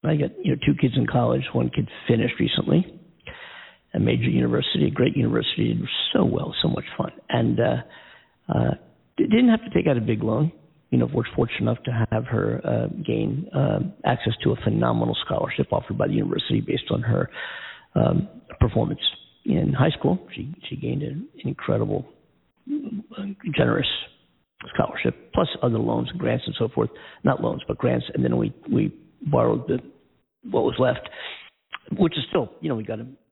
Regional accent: Philadelphia, Pennsylvania, United States; my hometown team, the Philadelphia Eagles

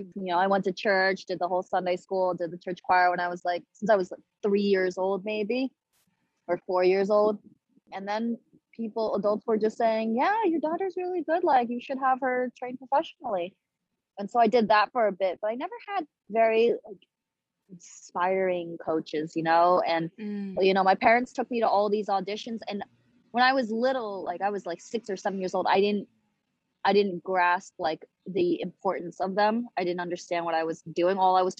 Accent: Wuhu, Anhui, China; oh, I'm from Anhui province. And they'd ask me what city, and I'd say Wuhu.

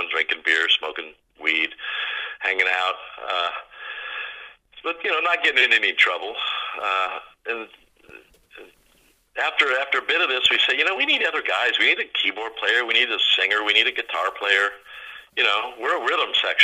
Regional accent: Northern California, United States; also born or lived in Woodland Hills, California / Lake Tahoe; I grew up in Northern California

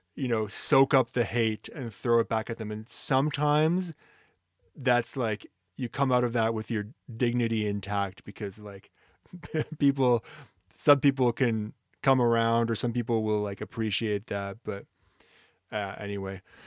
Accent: Ottawa, Ontario, Canada; moved away; I'm from Ottawa

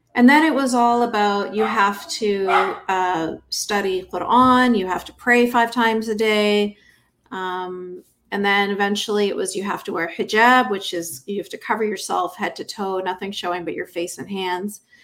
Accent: Canada; I grew up in Canada in a fundamentalist Muslim household

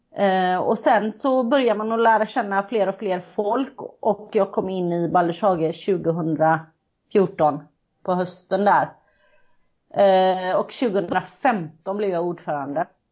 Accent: Kållered, Västra Götaland, Sweden; now in Gothenburg, Sweden; jag kommer ifrån Kållered kan man säga. Jag bor i Göteborg

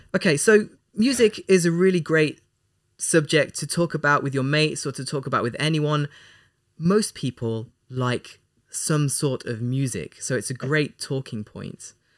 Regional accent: England, United Kingdom; We're both from England

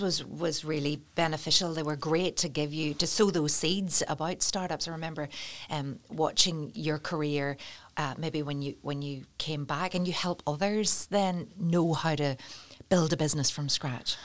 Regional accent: Portstewart, Northern Ireland, United Kingdom; I'm from Port Stewart

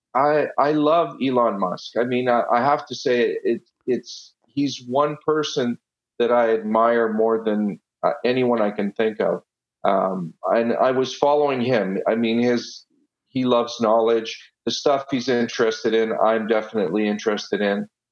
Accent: Ottawa, Ontario, Canada; first language Italian; English is a second language; also born or lived in Italy; I was born in Italy, uh, and when I was six years old, we moved to Ottawa and I went. I didn't know a word of English, and I went straight to school

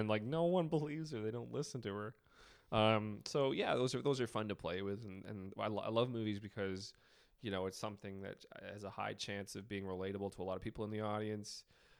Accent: British Columbia, Canada; I'm from British Columbia.

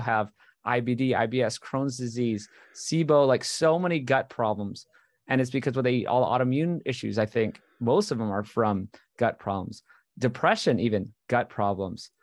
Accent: Hawaii, United States; moved away; this is what I grew up on in Hawaii

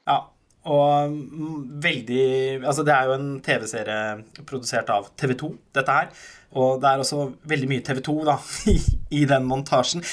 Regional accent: Halden, Østfold, Norway; jeg er fra Halden

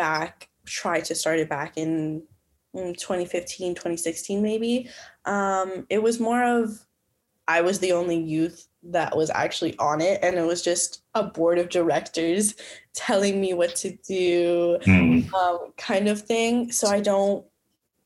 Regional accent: Calgary, Alberta, Canada; moved away as an adult; now in Winnipeg, Canada; I'm from Calgary, Alberta.

